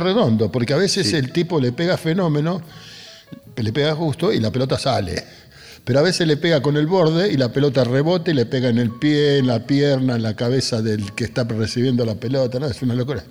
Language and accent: Spanish; Buenos Aires, Argentina; also born or lived in Río Cuarto, Córdoba; now in Quilmes, Argentina; yo fui a parar a la casa de mi abuela, ahí en Barracas, en la calle Pinzón y Patricios